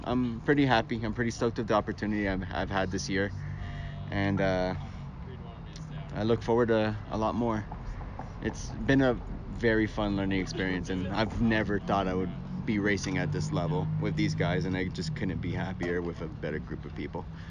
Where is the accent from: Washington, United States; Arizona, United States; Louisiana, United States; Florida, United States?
Florida, United States; Miami; I'm from Miami